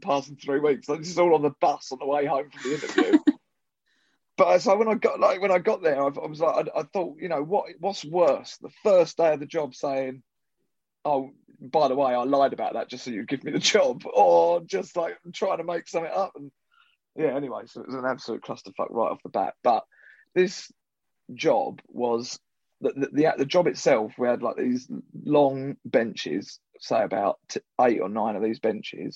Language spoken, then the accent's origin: English; Southend-on-Sea, East of England, United Kingdom; the Cliffs Pavilion in Southend with Russell Cain, which is like my hometown theatre